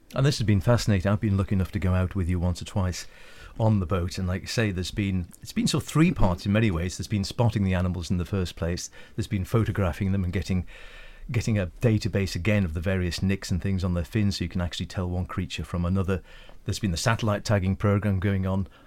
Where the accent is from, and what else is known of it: Isle of Man; born or raised there